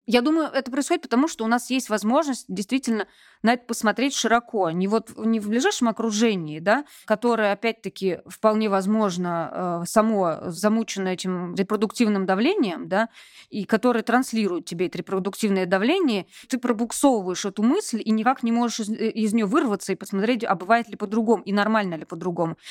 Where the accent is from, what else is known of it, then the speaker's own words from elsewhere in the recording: Vladimir, Vladimir Oblast, Russia; also born or lived in Moscow; now in Saint Petersburg, Russia; Я сама из провинции, родилась и выросла во Владимире